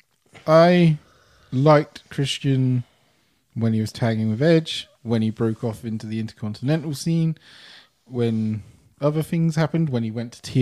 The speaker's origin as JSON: {"language": "English", "country": "United Kingdom", "said": "being British and like being from here"}